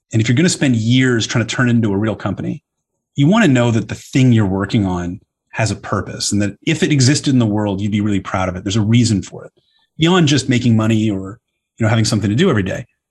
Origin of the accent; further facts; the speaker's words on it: Toronto, Ontario, Canada; moved away; I grew up in Canada where we've got very, very good debating programs